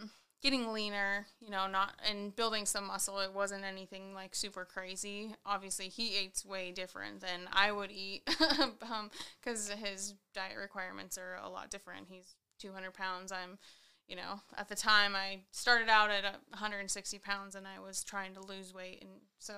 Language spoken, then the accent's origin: English; Columbia River, near Lake Chelan, Washington, United States; now in Spokane, United States; I grew up on the Columbia River, so we had the river there. Lake Chelan was a half hour down the road